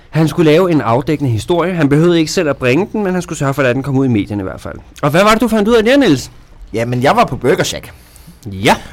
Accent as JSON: {"language": "Danish", "region": "Jutland", "country": "Denmark", "said": "er vi jyder kan lide"}